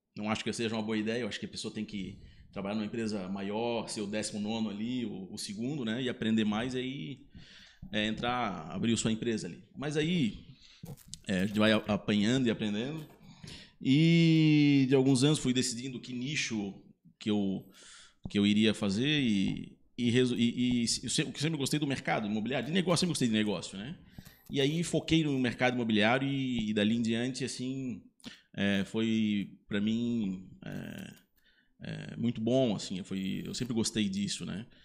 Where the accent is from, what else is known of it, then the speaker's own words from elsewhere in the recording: Blumenau, Santa Catarina, Brazil; eu nasci em Blumenau